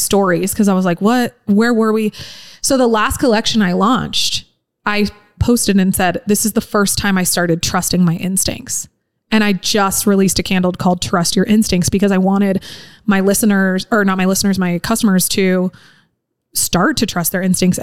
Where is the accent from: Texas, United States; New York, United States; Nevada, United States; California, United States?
Nevada, United States; Incline Village; growing up in Incline